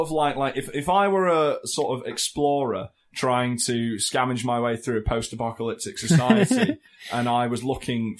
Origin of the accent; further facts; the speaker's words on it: Telford, West Midlands, United Kingdom; I'm from Telford